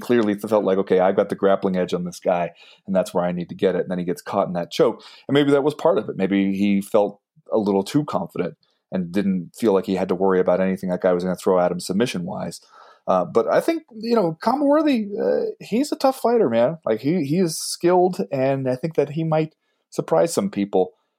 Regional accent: United States; as an American

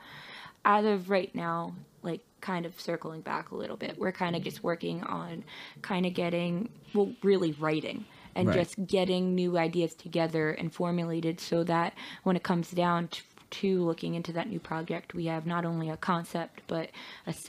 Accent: Ridley, Pennsylvania, United States; I'm from Ridley

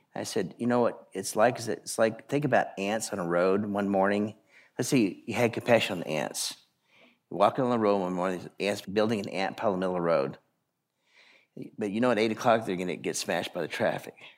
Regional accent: Idaho, United States; I grew up in Idaho

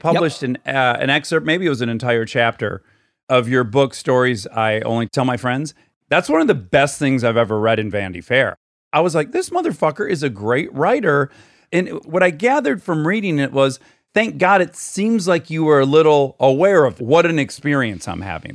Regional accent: Michigan, United States; born or raised there; moved away

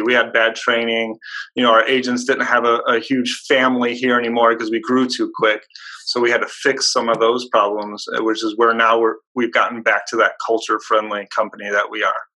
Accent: Hobart, Indiana, United States; I grew up in a small town in Indiana. It's called Hobart. It's near Gary, Indiana

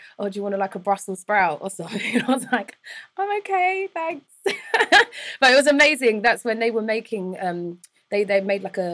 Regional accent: London, United Kingdom; accent: London; moved away as an adult; also born or lived in New York; I'm from England, from London

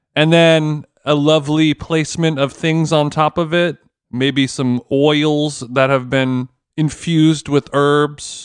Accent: United States; I am an American cunt who was in London

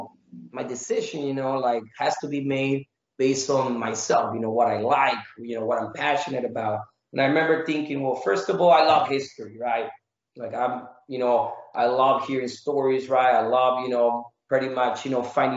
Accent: Mexico; moved away; also born or lived in Phoenix, Arizona; I was raised in Mexico for most of my childhood

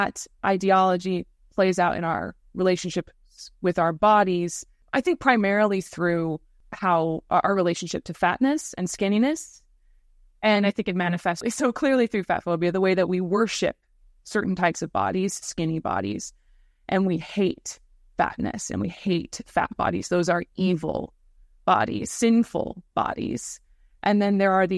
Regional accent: United States; moved away; My parents are British, but I grew up in America

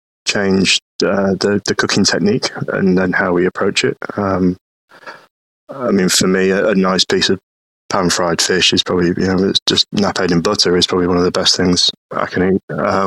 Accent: Stockport, North West England, United Kingdom; I mean, originally from sort of Manchester or Stockport area.

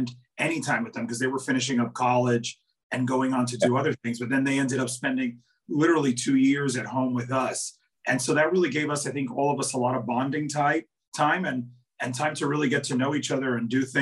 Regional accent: New York, United States; born and raised in New York and spent most of my career here, you know, in New York

